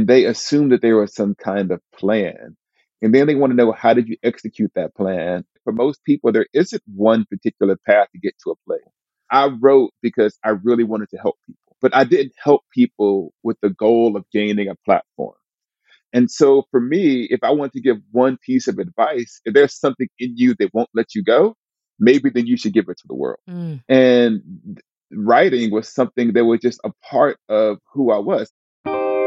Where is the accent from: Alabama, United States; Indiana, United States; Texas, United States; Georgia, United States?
Alabama, United States; Huntsville; moved away as an adult; I grew up in Northwest Huntsville, that was a mostly impoverished part of Alabama